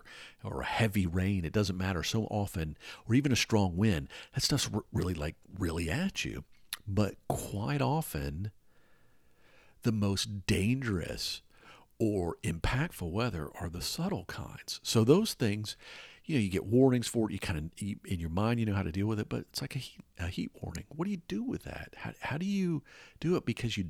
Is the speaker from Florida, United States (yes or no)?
no; Atlanta, Georgia, United States; In the city I grew up in Atlanta, there's a lot of raised overpasses and stuff like that.